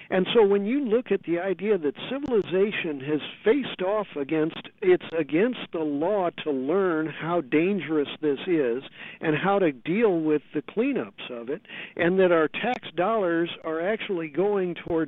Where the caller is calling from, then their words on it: San Francisco, California, United States; I'm calling you from San Francisco, a group called Abalone Alliance Safe Energy Clearinghouse.